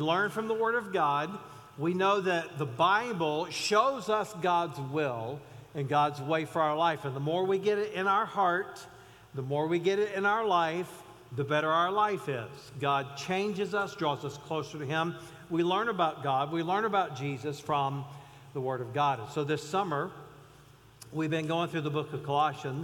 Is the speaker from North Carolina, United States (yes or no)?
yes; Mount Airy, North Carolina, United States; I grew up in outside of Mount Airy, North Carolina